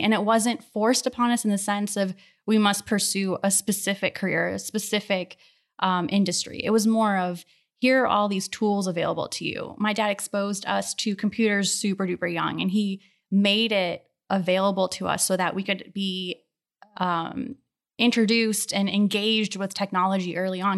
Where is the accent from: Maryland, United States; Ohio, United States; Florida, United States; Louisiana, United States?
Ohio, United States; Akron; now in Houston, United States; I grew up in Ohio, in the Akron area